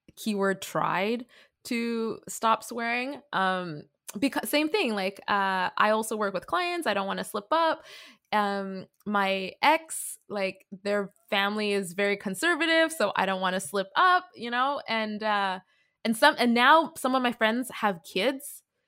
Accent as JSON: {"language": "English", "town": "Vancouver", "region": "British Columbia", "country": "Canada", "tie": "born or raised there", "said": "I'm a second generation Canadian, born and raised from Vancouver."}